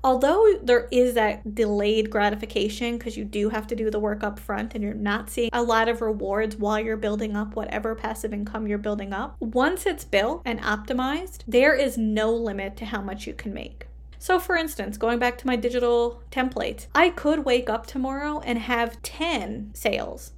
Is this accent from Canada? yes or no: yes; Canada; I am a Canadian social worker